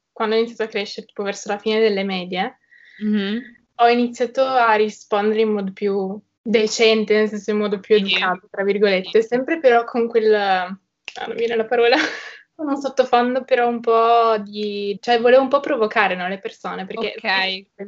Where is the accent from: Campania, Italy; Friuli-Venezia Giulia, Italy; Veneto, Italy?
Friuli-Venezia Giulia, Italy; Trieste; Allora, vabbè … ho 19 anni e sono di Trieste e frequento il liceo linguistico.